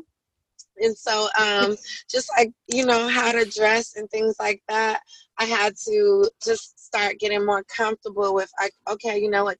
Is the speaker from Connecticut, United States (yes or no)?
no; Colorado, United States; moved away; also born or lived in Atlanta; I came from Colorado